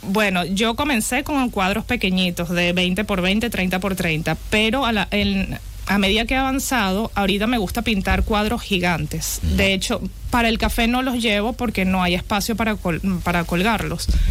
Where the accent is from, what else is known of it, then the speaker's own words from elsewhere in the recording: Venezuela; moved away as an adult; also born or lived in Bilbao / Czech Republic; yo nací en Venezuela, soy de padre venezolano y madre italiana. Viví toda, casi toda mi vida en Venezuela